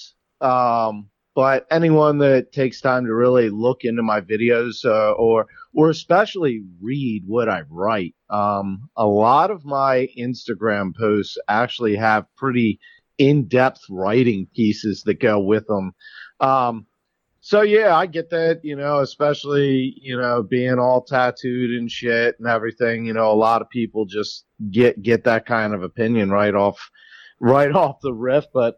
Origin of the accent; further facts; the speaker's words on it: Susquehanna Trails, Pennsylvania, United States; now in Maryland, United States; I lived in Pennsylvania first. Where I originally grew up was called the Susquehanna Trails